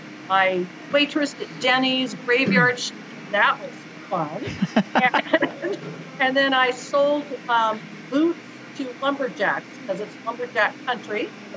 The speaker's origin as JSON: {"language": "English", "town": "San Francisco", "region": "California", "country": "United States", "tie": "born or raised there", "also_born_or_lived": "Kentucky / Colorado", "said": "I grew up as an Army brat. My father was an Army doctor, and I was born on the Presidio in San Francisco. And then we moved all over the place. So we lived in Kentucky, not my favorite place."}